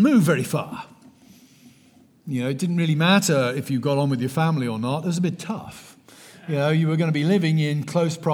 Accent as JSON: {"language": "English", "region": "South West England", "country": "United Kingdom", "moved": "as an adult", "lives_now": "United States", "said": "I'm not from Texas. I'm from the West Country of England. I emigrated in 2001. I've been here 21 years."}